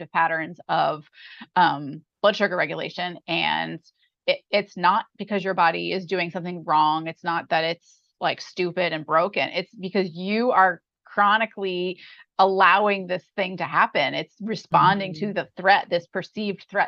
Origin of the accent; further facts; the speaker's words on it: New York, United States; moved away as an adult; I'm from New York